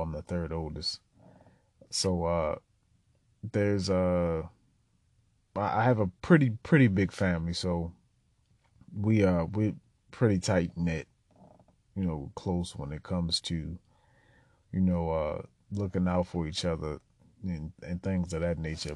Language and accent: English; Baltimore, Maryland, United States; I was born in Baltimore City, uh, born and raised just about my entire life on the east side of town.